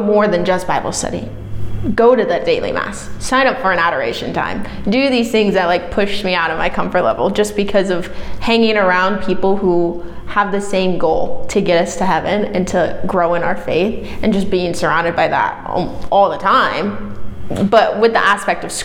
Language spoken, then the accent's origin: English; Omaha, Nebraska, United States; moved away as an adult; now in Vermillion, United States; I'm from Omaha, Nebraska. Not a small town. Grew up in suburbs